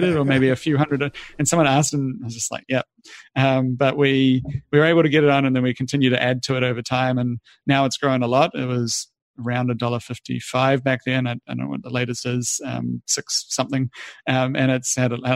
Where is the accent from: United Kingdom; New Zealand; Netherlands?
New Zealand; moved away; I'm a Kiwi originally